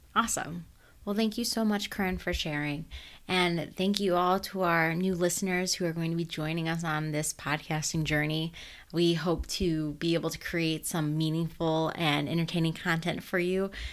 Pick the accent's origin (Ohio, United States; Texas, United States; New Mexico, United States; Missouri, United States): Ohio, United States; Cleveland; moved away as an adult; also born or lived in Rochester, New York; now in Washington, D.C., United States; I was born and raised in the Rust Belt in Cleveland, Ohio